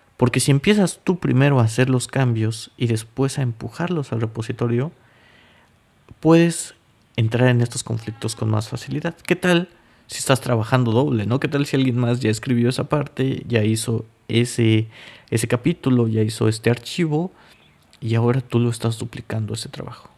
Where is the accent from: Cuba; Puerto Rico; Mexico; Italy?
Mexico; Mexico City; moved away as an adult; now in Zlín, Czech Republic; yo soy mexicano, para aquellos que no sepan, de la Ciudad de México